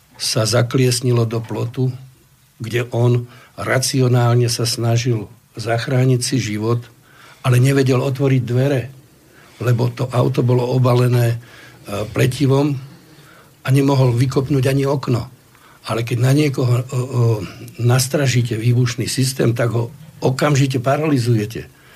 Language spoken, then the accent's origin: Slovak; Slovakia; sme zo Slovenska